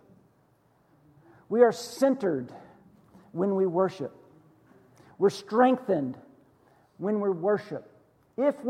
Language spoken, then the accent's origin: English; Western Pennsylvania, United States; moved away; this little church that I grew up in Western Pennsylvania